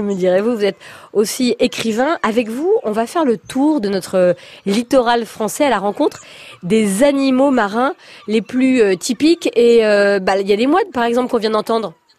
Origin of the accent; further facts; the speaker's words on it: Brittany, France; moi je suis bretonne, j'ai grandi sur la plage